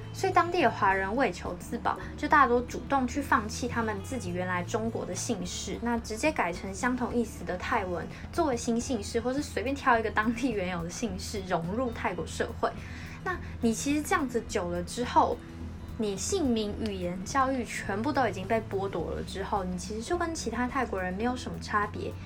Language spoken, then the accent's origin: Chinese; Taiwan; 我们一起来台湾长大